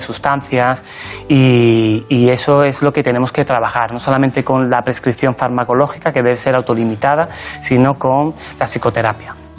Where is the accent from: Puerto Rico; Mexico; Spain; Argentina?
Spain; La Barca de la Florida, Andalusia; born or raised there; moved away as an adult; now in Madrid, Spain